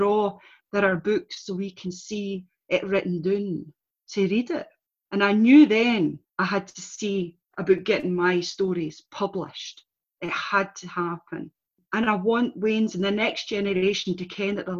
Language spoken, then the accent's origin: English; Scotland, United Kingdom; I'm born Scottish and all I've ever been taught to read and write in is English.